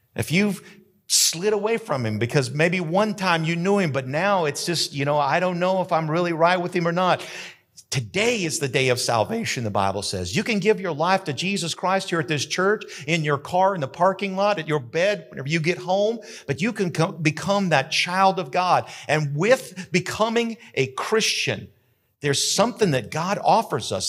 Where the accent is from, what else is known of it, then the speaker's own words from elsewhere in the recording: Carrizozo, New Mexico, United States; I grew up in Carrizozo, New Mexico